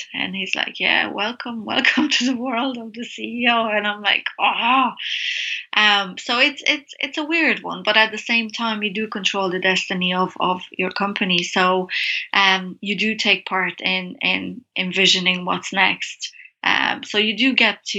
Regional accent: Brasov, Brașov County, Romania; moved away; So I've been here 15 years, but I'm from Transylvania, Romania, from a town called Brasov

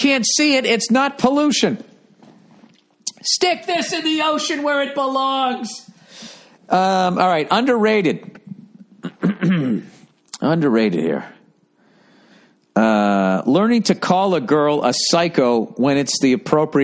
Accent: United States; I'm from the United States. I'm American.

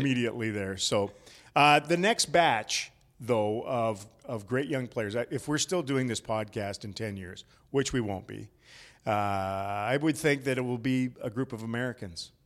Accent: Canada; as a Canadian

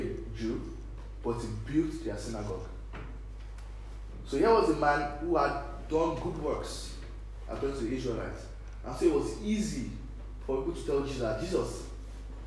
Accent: Nigeria; now in Ireland; we Nigerians, we live in Ireland here.

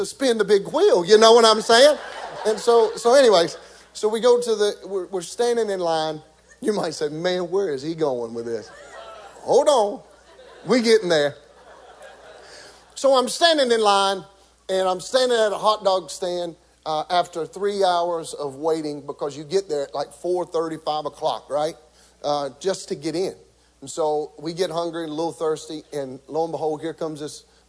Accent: Beaver Dam, Kentucky, United States; accent: country; growing up in Beaver Dam, Kentucky, we didn't have very many TV stations

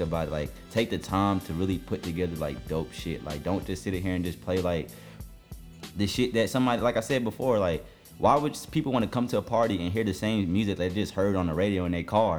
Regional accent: New Jersey, United States; also born or lived in Jamaica (ancestry); now in Atlanta, United States; I'm from Jersey

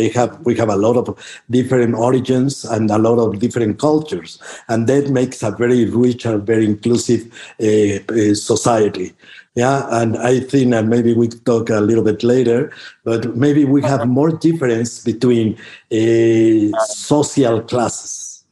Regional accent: Mexico; I am Mexicano. Yeah, I am from Mexico, I am Mexicano. And that is the way that we identify all over the world. Actually, my family came from my father and mother's side came from Spain, obviously, but they arrived in Mexico in the 16th century.

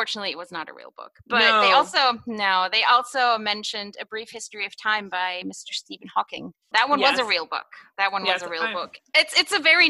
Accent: Germany; moved away as an adult; also born or lived in Chicago, United States; now in United States; I was born in Chicago, but my mom's German. I was raised in Germany.

